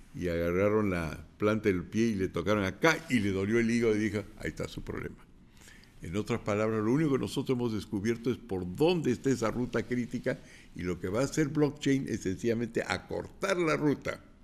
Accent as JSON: {"language": "Spanish", "region": "Lima", "country": "Peru", "said": "yo soy limeño, pero sé hablar quechua"}